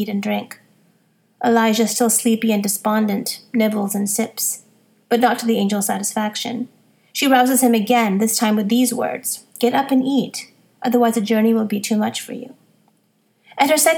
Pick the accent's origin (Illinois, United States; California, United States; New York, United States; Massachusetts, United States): Massachusetts, United States; Boston; When I was a little girl growing up in Boston